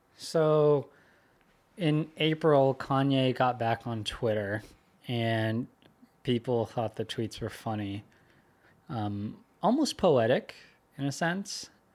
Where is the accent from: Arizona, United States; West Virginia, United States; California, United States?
California, United States; Sunnyvale; moved away; I went to elementary school there and middle school